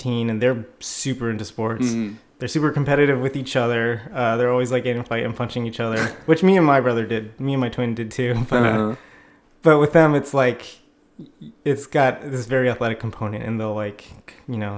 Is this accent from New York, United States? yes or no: yes; New York City, New York, United States; I grew up in Brooklyn